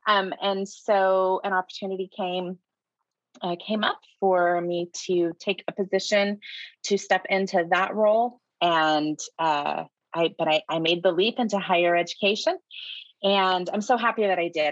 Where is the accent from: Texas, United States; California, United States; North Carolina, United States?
California, United States; Shasta County; I'm born and raised in Shasta County